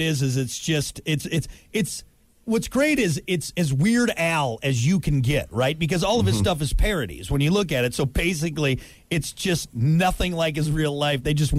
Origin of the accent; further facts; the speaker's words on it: United States; I'm American.